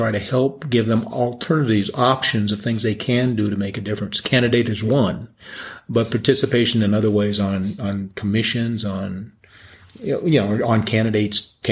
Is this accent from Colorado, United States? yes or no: yes; Denver, Colorado, United States; now in Colorado Springs, United States; Well, I grew up in Denver and went to Denver Public Schools, and then I came down to Colorado Springs to go to Colorado College